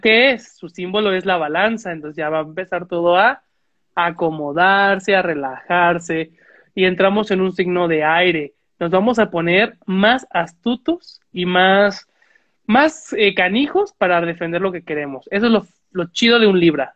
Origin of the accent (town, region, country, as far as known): Mexico